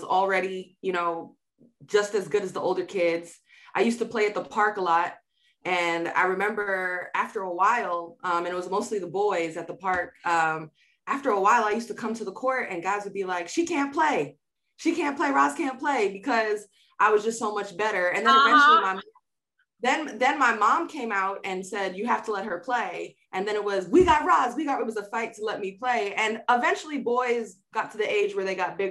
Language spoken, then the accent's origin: English; New York City, New York, United States; moved away as an adult; growing up in Queens